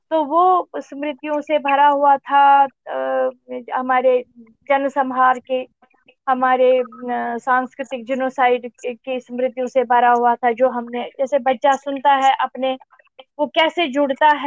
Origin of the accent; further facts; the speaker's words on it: Seer Jagir, Jammu and Kashmir, India; born there; also born or lived in Srinagar; मेरा जन्म श्रीनगर कश्मीर में हुआ वास्तव में मैं एक कश्मीर के एक जो गांव है बारामूला डिस्ट्रिक्ट में पड़ता है वो सीर जागीर